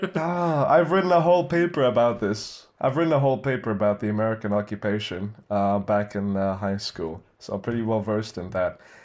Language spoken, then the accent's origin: English; Philippines; also born or lived in Middle East; me being Filipino